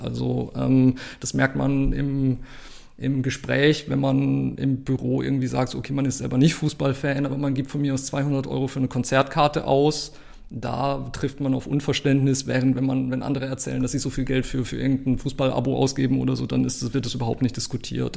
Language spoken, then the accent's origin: German; Germany; dann war ich so als Deutscher der bunte Hund